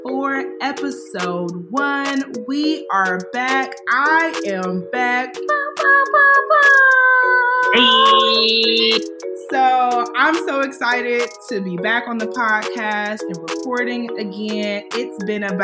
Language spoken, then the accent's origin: English; Cleveland, Ohio, United States; moved away; we grew up in Cleveland together. We went to the infamous Euclid High